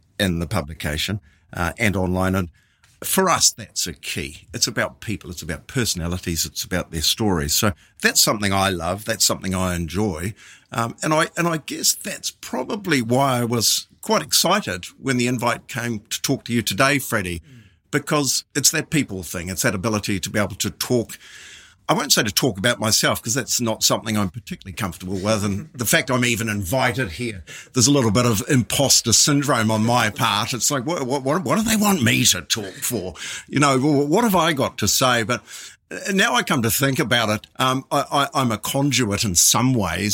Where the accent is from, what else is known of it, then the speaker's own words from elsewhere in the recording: Waikato, New Zealand; now in Mount Maunganui, New Zealand; living at the time and growing up in the Waikato.